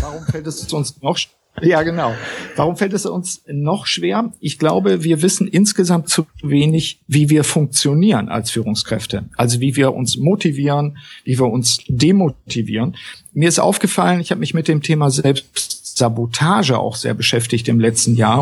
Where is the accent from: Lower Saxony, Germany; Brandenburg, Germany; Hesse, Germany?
Lower Saxony, Germany; Osnabrück; Ich komme aus Osnabrück, deswegen gilt das Moin hier auch noch.